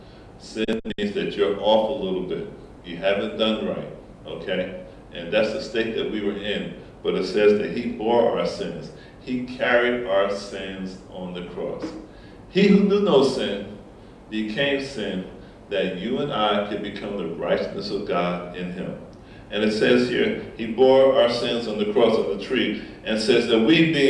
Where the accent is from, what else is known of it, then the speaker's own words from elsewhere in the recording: Essex County, New Jersey, United States; I grew up in Essex County, New Jersey